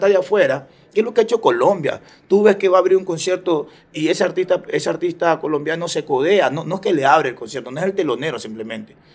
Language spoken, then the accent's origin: Spanish; Ecuador; Yo soy más ecuatoriano que el encebollado.